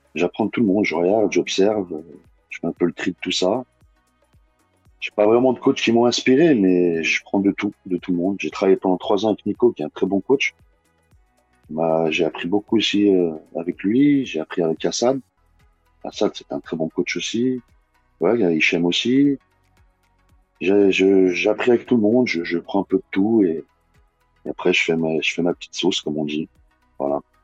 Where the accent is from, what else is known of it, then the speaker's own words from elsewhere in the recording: Bron, Auvergne-Rhône-Alpes, France; je suis Bron à la base, j'ai grandi à Bron. C'est mon quartier